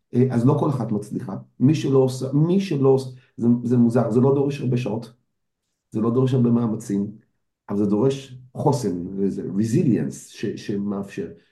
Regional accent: Israel

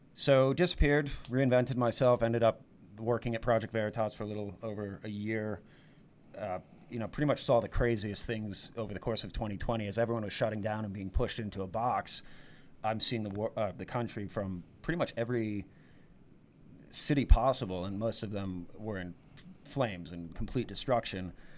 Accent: New York, United States; I born and raised in New York, spent many years in New York City, went to college in New York City

